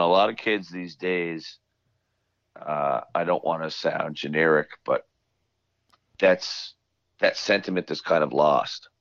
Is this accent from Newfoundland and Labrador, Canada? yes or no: yes; Newfoundland and Labrador, Canada; I'm from Newfoundland